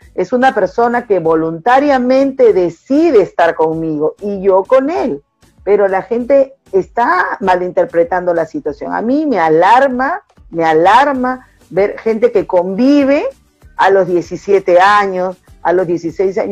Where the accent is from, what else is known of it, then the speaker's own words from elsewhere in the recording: Callao, Peru; soy del Callao